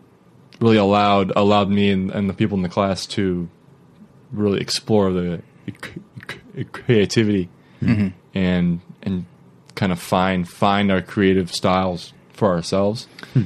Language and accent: English; Fremont, California, United States; also born or lived in San Luis Obispo, California / Simi Valley, California; now in Costa Mesa, United States; I was born in San Luis Obispo when my parents were on vacation. I grew up in Fremont, California.